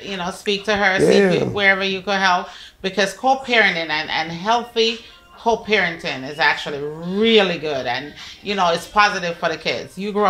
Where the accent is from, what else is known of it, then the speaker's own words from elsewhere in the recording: Jamaica; I'm Jamaican